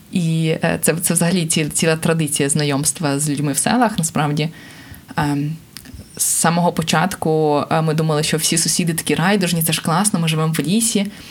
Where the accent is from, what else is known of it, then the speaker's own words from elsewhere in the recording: Kharkiv, Kharkiv Oblast, Ukraine; Я сама з Харкова, це в принципі місто мільйонник, але я жила в приватному будинку